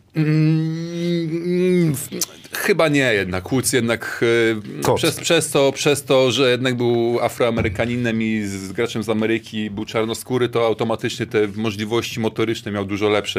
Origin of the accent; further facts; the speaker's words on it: Gdynia, Pomeranian Voivodeship, Poland; Ja wróciłem do, do, do domu, do Gdyni, bo tak na dobrą sprawę zawsze byłem łączony z tym Sopotem. Nie wiem dlaczego, że zawsze Sopot, tylko Sopot i ten, ja wcale nie, ja jestem Gdynianin